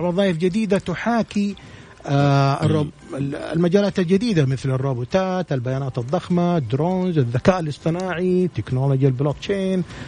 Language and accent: Arabic; Saudi Arabia; عندنا في السعوديه